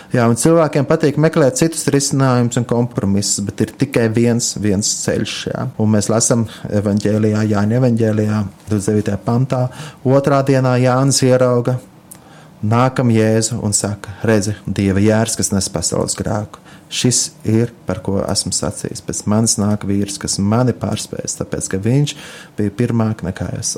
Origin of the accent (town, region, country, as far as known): Latvia